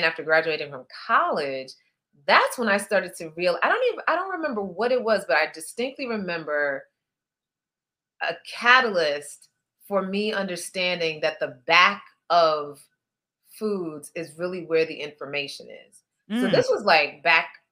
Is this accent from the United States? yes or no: yes; Midwest, United States; moved away as an adult; now in New York, United States; we're both from the Midwest